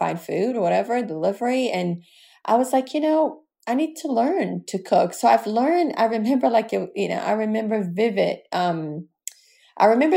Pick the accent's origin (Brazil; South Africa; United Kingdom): Brazil; moved away; growing up in Brazil, we had somebody that worked